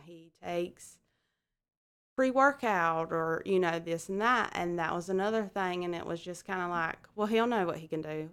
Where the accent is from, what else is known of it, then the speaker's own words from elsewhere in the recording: Alma, Georgia, United States; I'm from Alma, Georgia.